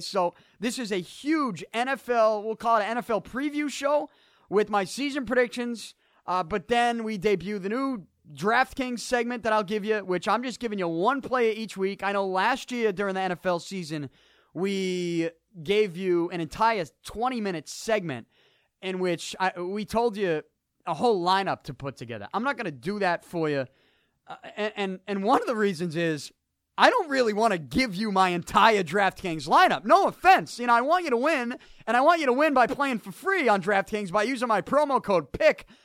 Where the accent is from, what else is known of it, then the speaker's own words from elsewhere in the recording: Boston, Massachusetts, United States; I'm from Southie, and I do the show here in Dorchester